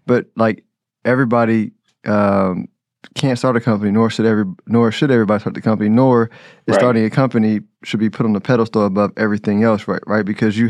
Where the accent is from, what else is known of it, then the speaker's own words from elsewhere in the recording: Houston, Texas, United States; moved away as an adult; now in Dallas, United States; I was from Houston, you know, and us Houstonites come into Dallas